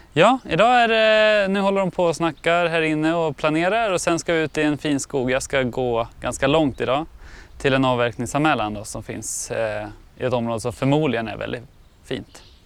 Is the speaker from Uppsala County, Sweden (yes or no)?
yes; Uppsala, Uppsala County, Sweden; jag är från Uppsala